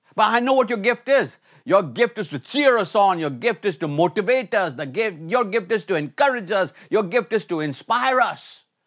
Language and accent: English; India; moved away as an adult; also born or lived in Michigan, United States; growing up in India